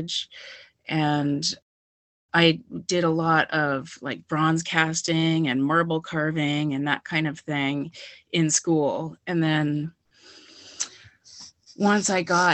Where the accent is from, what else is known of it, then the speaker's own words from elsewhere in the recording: Wellesley, Massachusetts, United States; moved away as an adult; now in Amherst, United States; I'm originally from Wellesley, Mass, but I've been here for about 20 years